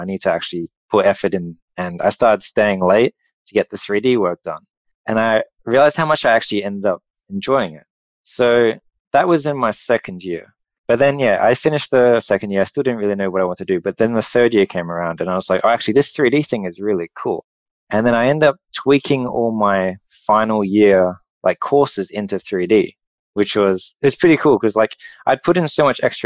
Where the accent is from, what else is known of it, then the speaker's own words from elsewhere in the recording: Australia; moved away as an adult; also born or lived in Perth, Australia; I'm Australian